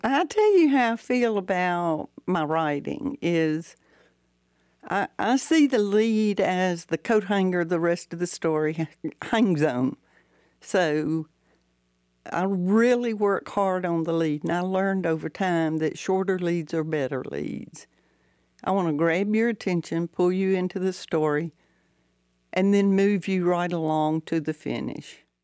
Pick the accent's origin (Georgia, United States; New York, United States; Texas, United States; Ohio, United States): Georgia, United States; Valdosta; I did get my start at my hometown newspaper, the Valdosta Daily Times